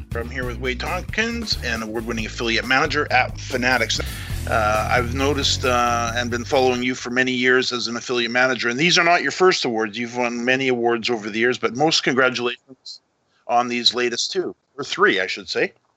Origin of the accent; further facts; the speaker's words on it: Canada; also born or lived in Vancouver; I'm a Canadian in Vancouver